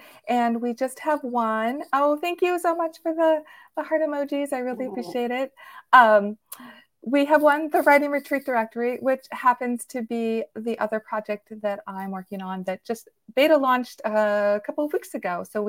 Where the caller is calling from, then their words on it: Virginia, United States; And I'm Virginia, so I'm coming in from outside of Washington, D.C.